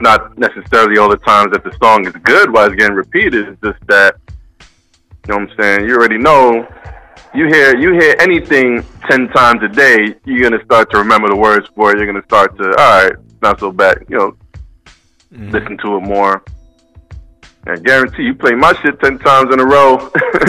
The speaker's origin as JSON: {"language": "English", "town": "New York City", "region": "New York", "country": "United States", "tie": "born or raised there", "moved": "yes", "said": "out in BK, man, back in my hometown"}